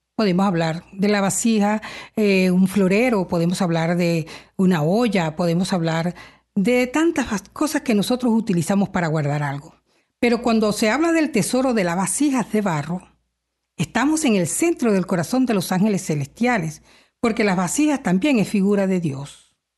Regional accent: Venezuela; now in Canada; soy venezolana

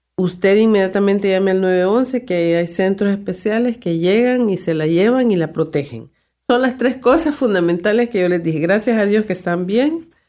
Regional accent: El Salvador; como decimos en mi país

